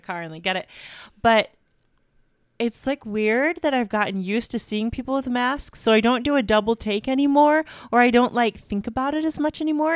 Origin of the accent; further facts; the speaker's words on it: Carthage, New York, United States; I'm originally from Carthage, New York. And yeah, grew up in a small town, loved it so much